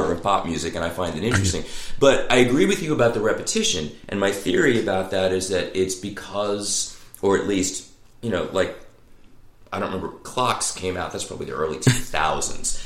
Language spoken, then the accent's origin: English; Long Island, New York, United States; moved away; also born or lived in Louisiana; growing up in Long Island